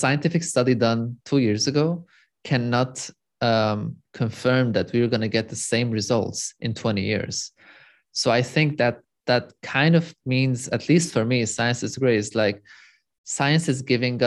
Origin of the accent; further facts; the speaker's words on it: Lebanon; moved away as an adult; also born or lived in Europe; So I'm born and raised in Lebanon, in the Middle East. I moved to Europe just to flee Lebanon